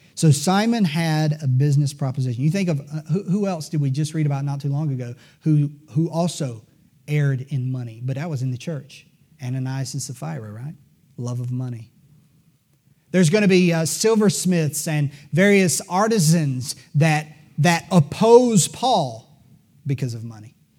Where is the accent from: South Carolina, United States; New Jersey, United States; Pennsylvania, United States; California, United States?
South Carolina, United States; Greenville; I was born in Greenville, South Carolina